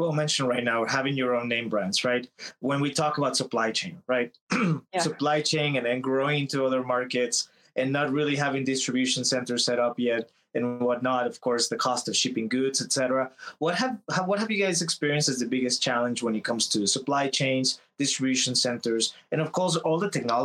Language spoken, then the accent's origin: English; Texas, United States; I'm from Texas, so when I was back at home